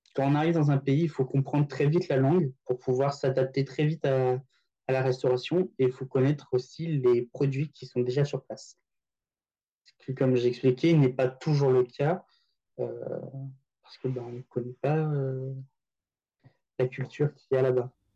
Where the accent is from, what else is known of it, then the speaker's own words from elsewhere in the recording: France; moved away as an adult; also born or lived in Paris; now in Tokyo, Japan; notre culture française